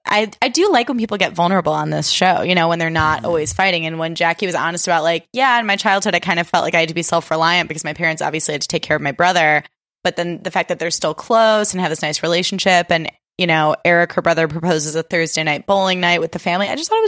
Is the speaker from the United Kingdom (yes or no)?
no; Highland Park, Illinois, United States; Highland Park, Illinois.